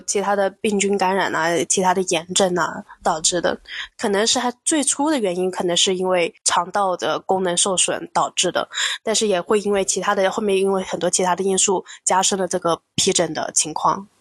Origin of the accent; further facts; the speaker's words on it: China; 我们中国人